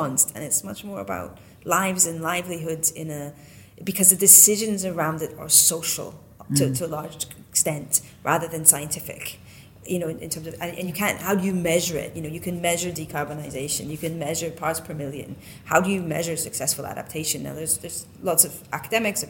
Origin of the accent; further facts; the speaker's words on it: Western Canada, Canada; moved away; I come from Western Canada